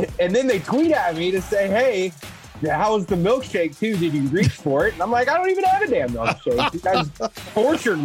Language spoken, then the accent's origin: English; South Texas, United States; growing up in South Texas eating habaneros